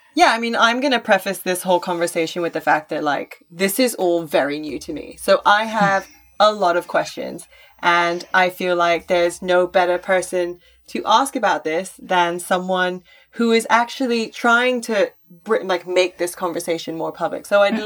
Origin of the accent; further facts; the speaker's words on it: Singapore; growing up in Singapore